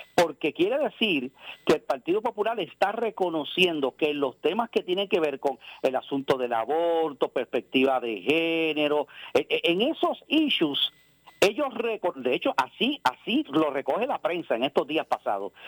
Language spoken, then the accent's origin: Spanish; Puerto Rico; somos ciudadanos americanos, estadounidenses, ¿no? Pero por el hecho de vivir en el territorio de Puerto Rico